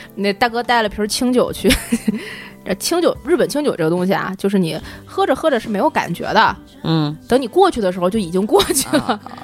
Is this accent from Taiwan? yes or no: no; Tianjin, China; also born or lived in Shanghai; now in Beijing, China; 我小的时候在天津六滨江道